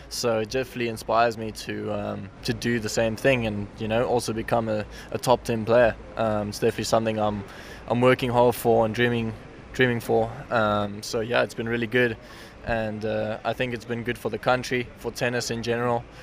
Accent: South Africa; as a South African

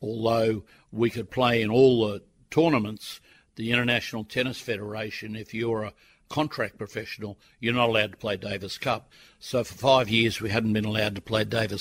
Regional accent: Sydney, New South Wales, Australia; I came from Sydney, went to a private school

